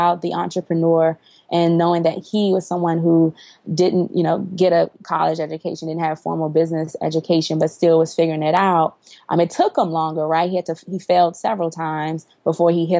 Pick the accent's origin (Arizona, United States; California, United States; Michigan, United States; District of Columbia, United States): District of Columbia, United States; Washington; was born and raised in Washington, D.C.